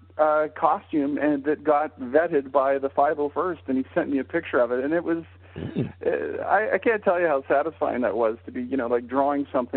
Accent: Calgary, Alberta, Canada; growing up in Calgary, Canada

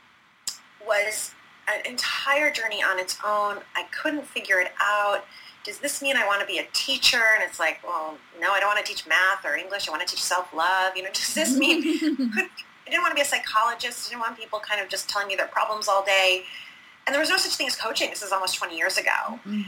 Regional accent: Detroit, Michigan, United States; now in Philadelphia, United States; So I was that little girl growing up in the Midwest. I'm from Detroit, Michigan. And so I grew up in the Midwest

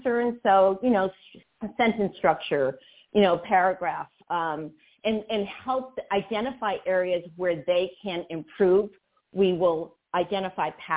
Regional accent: Lawrence, Massachusetts, United States; moved away; I grew up in a mill town called Lawrence, Massachusetts.

